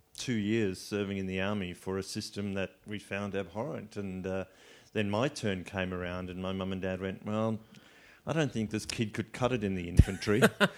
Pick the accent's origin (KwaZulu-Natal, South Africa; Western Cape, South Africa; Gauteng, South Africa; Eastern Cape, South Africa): Gauteng, South Africa; Johannesburg; now in Sydney, Australia; I grew up in Johannesburg. I went to government schools my whole schooling career.